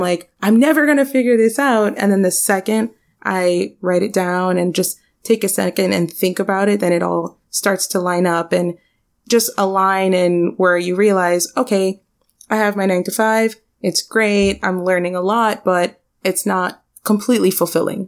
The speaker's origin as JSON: {"language": "English", "town": "Miami", "region": "Florida", "country": "United States", "tie": "born or raised there", "said": "I'm born and raised in Miami."}